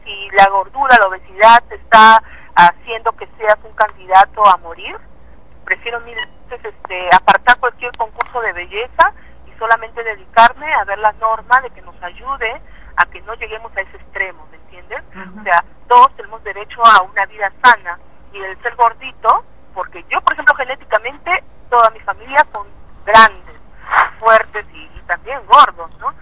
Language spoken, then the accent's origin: Spanish; Peru; soy la representante de Perú